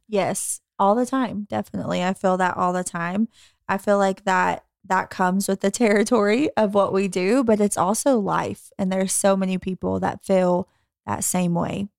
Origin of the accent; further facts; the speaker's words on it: the Bible Belt, United States; growing up in the Bible Belt